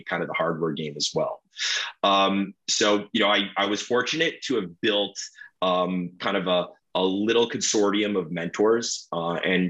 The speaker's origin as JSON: {"language": "English", "town": "Toronto", "region": "Ontario", "country": "Canada", "said": "I'm from Toronto, Ontario"}